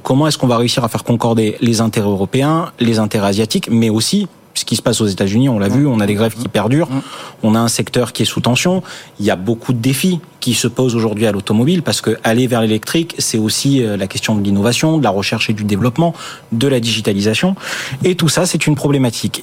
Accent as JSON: {"language": "French", "town": "Marseille", "region": "Provence-Alpes-Côte d'Azur", "country": "France", "said": "je suis marseillais"}